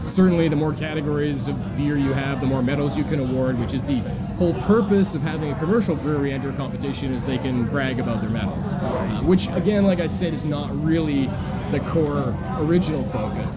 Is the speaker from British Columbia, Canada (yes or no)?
yes; British Columbia, Canada; moved away as an adult; also born or lived in California; growing up in British Columbia